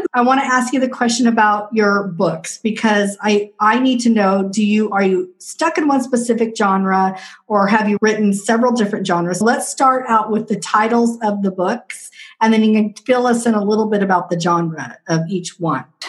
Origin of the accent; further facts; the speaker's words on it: Southwest Washington, United States; I'm from Southwest Washington